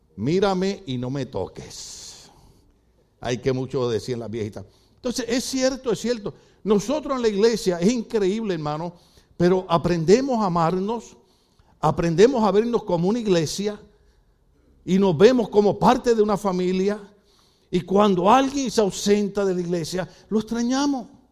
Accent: Puerto Rico; moved away; En mi país es así

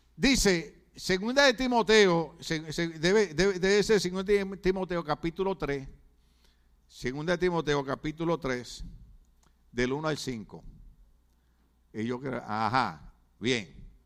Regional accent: Puerto Rico; moved away; en Puerto Rico decimos la botó, botó la pelota

